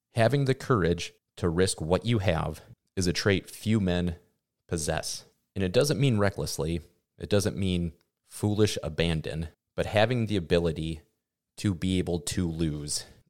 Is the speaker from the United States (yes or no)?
yes; Midwest, United States; growing up in the Midwest